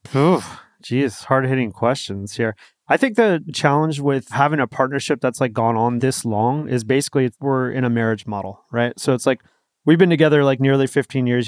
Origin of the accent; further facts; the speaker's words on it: East Coast, United States; moved away as an adult; also born or lived in San Diego, California; now in California, United States; we're from the East Coast. Like, we moved to California